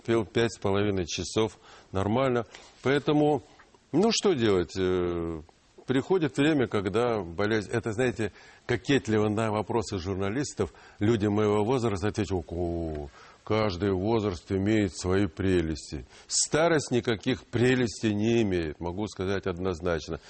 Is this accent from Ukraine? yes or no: yes; Donbas, Ukraine; first language Ukrainian; Russian is a second language; now in Russia; Я родился в Донбассе, в Украине. мой родной язык, я учился в украинской школе.